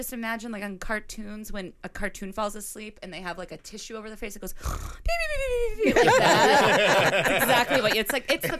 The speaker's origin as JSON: {"language": "English", "town": "Chicago", "region": "Illinois", "country": "United States", "lives_now": "New York, United States", "said": "I was here first in New York. I came from Chicago."}